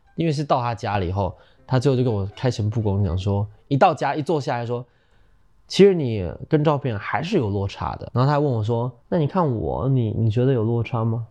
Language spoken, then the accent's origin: Chinese; Taiwan; 我们台湾人其实是很感性的，我们心思是很细腻的